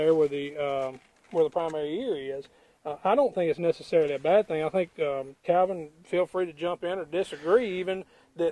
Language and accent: English; West Tennessee, United States; I'm from Tennessee